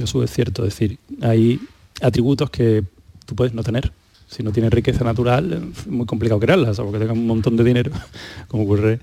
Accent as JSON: {"language": "Spanish", "town": "Málaga", "region": "Andalusia", "country": "Spain", "moved": "yes", "lives_now": "Seville, Spain", "said": "yo, que vivo en Sevilla, aunque soy de Málaga"}